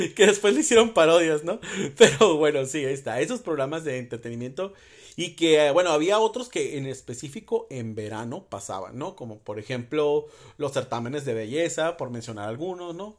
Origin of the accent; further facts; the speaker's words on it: Mexicali, Baja California, Mexico; mi tierra natal, Mexicali.